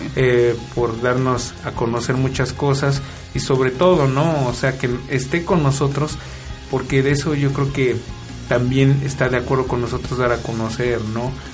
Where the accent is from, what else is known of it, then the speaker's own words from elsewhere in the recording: Milpa Alta, Mexico City, Mexico; somos nativos de Milpalta